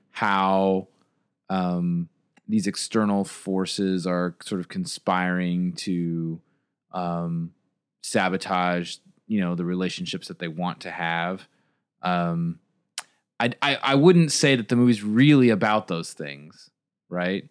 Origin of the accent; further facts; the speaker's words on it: United States; as an American audience